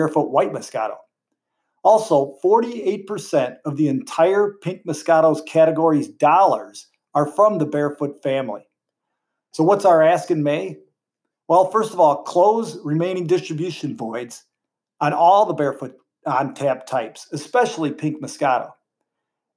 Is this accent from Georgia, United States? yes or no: no; Joliet, Illinois, United States; moved away as an adult; now in Indiana, United States; my roots go back to Illinois. I was born in Joliet, went to NIU, and started my career carrying a bag in my first territory in Lincoln Park